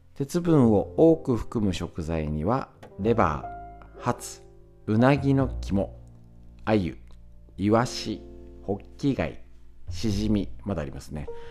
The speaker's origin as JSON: {"language": "Japanese", "town": "Honjō", "region": "Saitama", "country": "Japan", "tie": "born or raised there", "said": "私はここに生まれ育った"}